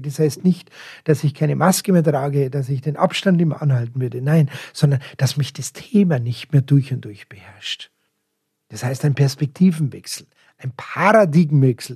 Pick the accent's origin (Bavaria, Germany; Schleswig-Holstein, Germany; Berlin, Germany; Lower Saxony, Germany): Bavaria, Germany; Munich; Ich bin ein Münchner Stadtkind